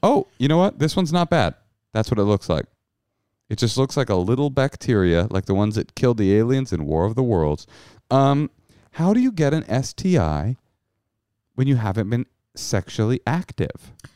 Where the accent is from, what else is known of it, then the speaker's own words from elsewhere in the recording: Bay Area, California, United States; also born or lived in New York City; now in Los Angeles, United States; I grew up in the Bay Area